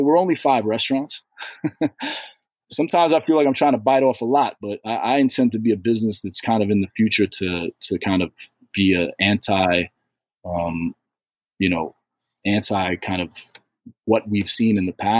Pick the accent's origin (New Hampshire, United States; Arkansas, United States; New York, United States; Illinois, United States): New York, United States; New York City; I'm from New York City.